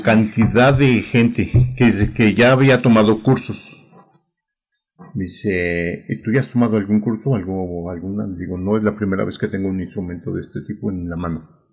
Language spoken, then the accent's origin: Spanish; Mexico City, Mexico; yo aquí nací, pues, ahora sí que mi educación pues fue aquí